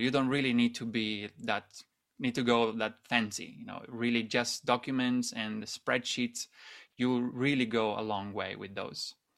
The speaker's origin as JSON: {"language": "English", "country": "Italy", "also_born_or_lived": "Shanghai, China", "moved": "as an adult", "said": "I'm originally from Italy, Italy, and, um, I moved to Shanghai after university started"}